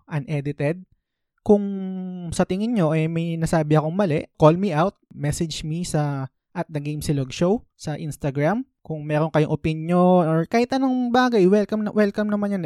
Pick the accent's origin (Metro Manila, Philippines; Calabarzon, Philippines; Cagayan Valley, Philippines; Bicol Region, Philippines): Metro Manila, Philippines; Vergara; Taga Vergara ako